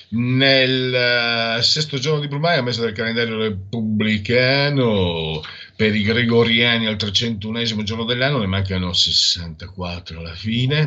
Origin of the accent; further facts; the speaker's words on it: Italy; dalle mie parti Eh, io vengo, sono a Friul Veneto, ho un muso duro, beretta fraccata